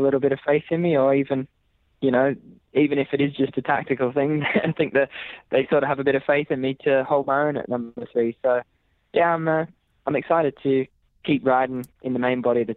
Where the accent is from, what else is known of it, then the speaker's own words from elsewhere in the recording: Australia; moved away as an adult; also born or lived in Scotland; now in Glasgow, United Kingdom; I'm the first Australian generation in my family. So I'm more British than I am Australian, funnily enough